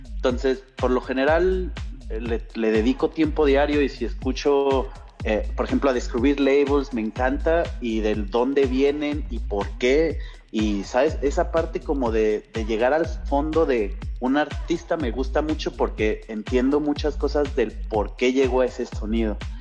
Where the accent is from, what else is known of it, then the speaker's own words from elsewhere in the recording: Mexico; soy mexa